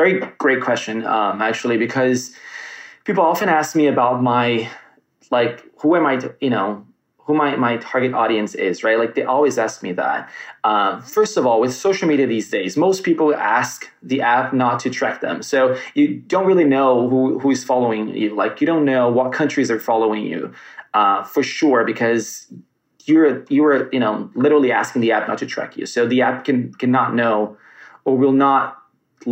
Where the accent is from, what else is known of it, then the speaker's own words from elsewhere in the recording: United States; as an American